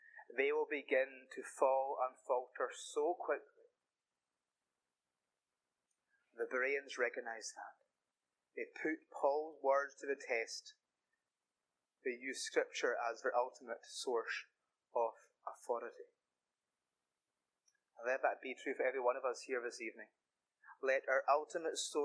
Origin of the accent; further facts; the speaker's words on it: the Hebrides, Scotland, United Kingdom; I am a boy from the Hebrides